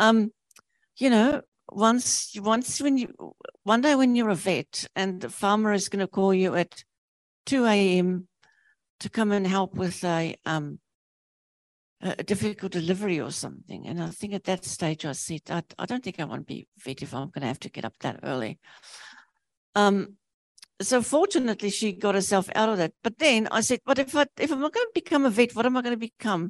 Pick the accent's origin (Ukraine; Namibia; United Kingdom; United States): Namibia; now in New Zealand; I was born in Namibia, which used to be Southwest Africa.